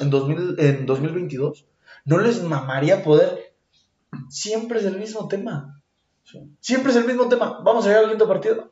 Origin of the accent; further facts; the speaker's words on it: Mexico; Yo soy mexicano, siempre me voy a poner la verde, todos los días de mi vida, porque soy mexicano